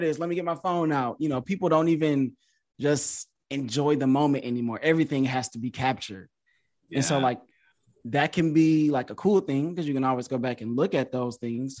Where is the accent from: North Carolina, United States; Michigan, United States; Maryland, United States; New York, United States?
Michigan, United States; Detroit; I'm from Detroit, Michigan.